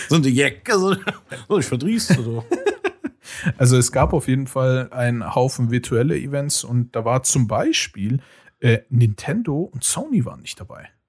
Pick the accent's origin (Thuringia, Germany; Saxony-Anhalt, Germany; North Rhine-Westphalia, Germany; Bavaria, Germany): North Rhine-Westphalia, Germany; Cologne; ich habe gar nichts mitgekriegt und ich bin Kölner.